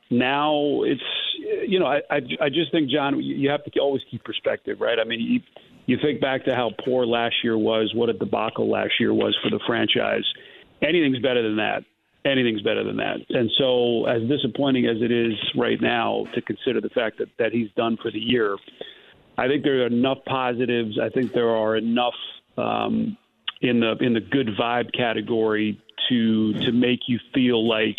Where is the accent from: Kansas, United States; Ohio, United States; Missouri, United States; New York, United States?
New York, United States; I grew up in New York, diehard Knicks fan, NBA fan.